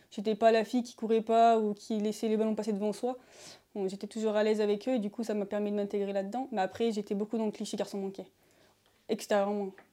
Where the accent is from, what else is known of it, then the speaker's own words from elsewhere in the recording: Beaucroissant, Auvergne-Rhône-Alpes, France; je suis euh, de Beaucroissant, en Isère